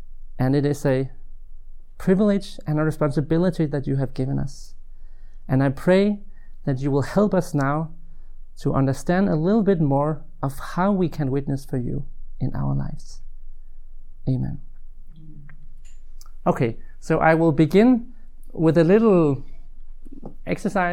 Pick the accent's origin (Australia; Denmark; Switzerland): Denmark; I'm from Denmark, currently living in Odense